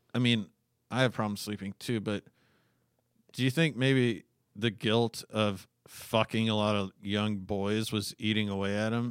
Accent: Alaska, United States; I was born in nineteen eighty-two and I grew up in Alaska

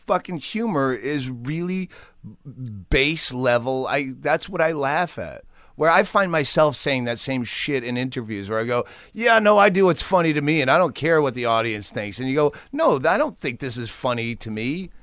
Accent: Worcester, Massachusetts, United States; moved away; Worcester, Mass

